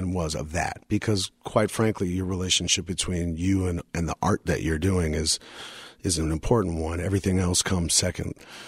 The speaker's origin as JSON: {"language": "English", "town": "New York City", "region": "New York", "country": "United States", "tie": "born or raised there", "said": "I grew up in moved to Brooklyn when I was six"}